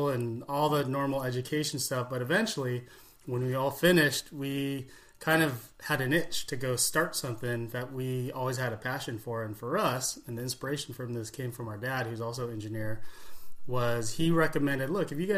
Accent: California, United States; growing up in California

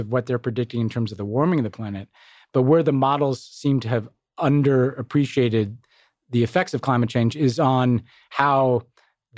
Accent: United States; as an American

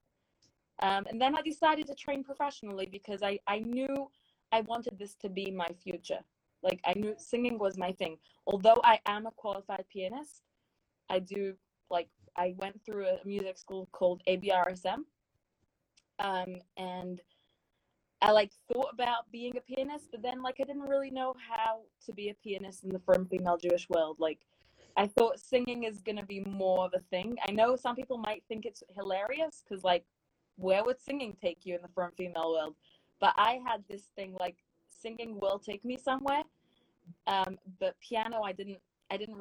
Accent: London, United Kingdom; moved away as an adult; also born or lived in Stamford Hill, London / Edgware, London; now in United States; I grew up in London. I actually was born like in Stamford Hill, London, but I moved to Edgware when I was 7 years old.

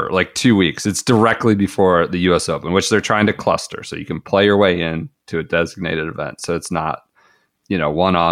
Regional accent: Colorado, United States; I love Colorado, but they're not a major player anymore. I loved growing up

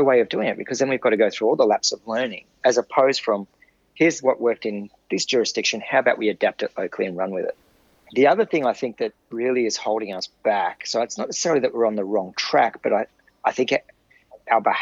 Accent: Sydney, New South Wales, Australia; now in Queensland, Australia; I spent most of my life growing up in Sydney

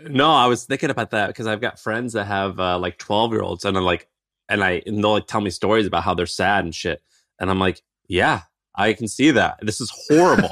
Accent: Missouri, United States; as a kid growing up in Missouri

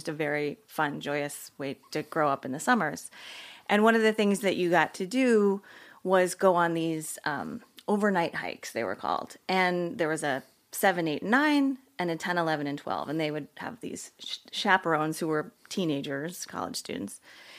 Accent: New Jersey, United States; also born or lived in Pennsylvania; I grew up in New Jersey.

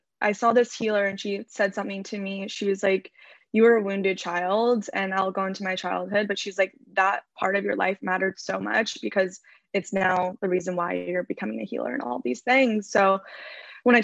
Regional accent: Orange County, California, United States; now in Los Angeles, United States; I grew up in Orange County in California. I'm currently living

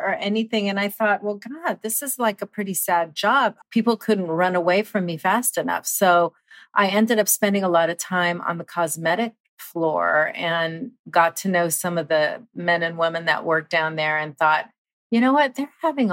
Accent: Southern California, United States; being born and raised in Southern California

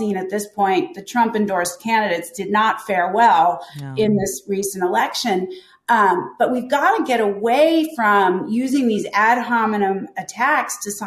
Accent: Pennsylvania, United States; Pennsylvania, which is my home state

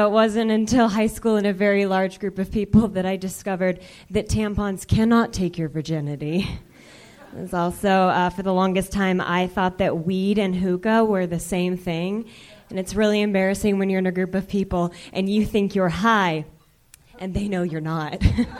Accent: Texas, United States; I'm from Texas originally, where we don't really like, I wouldn't clap at that, but we don't really like to express our emotions.

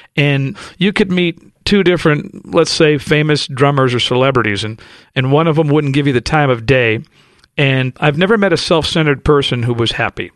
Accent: Los Angeles, California, United States; And I grew up in South Central L A. I grew up straight out of Compton

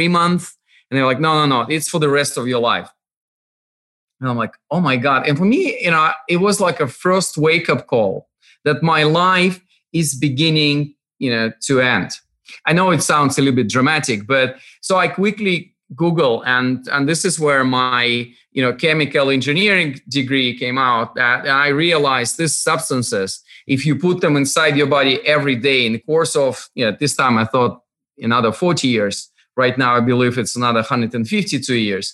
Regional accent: Russian Far East, Russia; moved away; also born or lived in Moscow / United Kingdom; I was born in far east of Russia, actually on the other side of Pacific Ocean. my home, and I'm always joking that it was, you know, I was born not in the middle of nowhere, but like in the end of nowhere. Yep. My hometown, like 15,000 people

